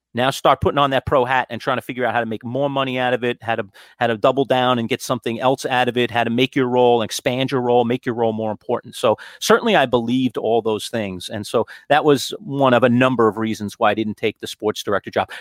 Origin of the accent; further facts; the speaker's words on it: New York City, New York, United States; moved away as an adult; now in Syracuse, United States; I grew up in Queens. Queens Village is my hometown